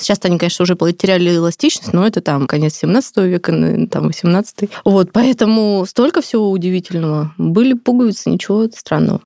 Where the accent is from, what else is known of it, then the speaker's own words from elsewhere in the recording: Siberia, Russia; я же сама из Сибири